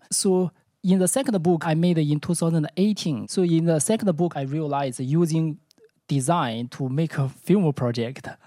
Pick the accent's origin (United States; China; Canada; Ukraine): China; Beijing; English is a second language; moved away as an adult; now in Amsterdam, Netherlands; I'm from Beijing